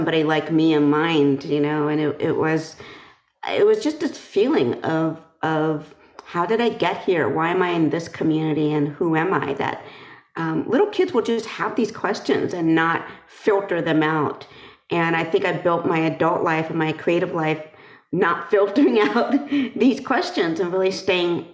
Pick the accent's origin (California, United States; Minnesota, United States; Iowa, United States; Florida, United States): California, United States; Berkeley; growing up in Berkeley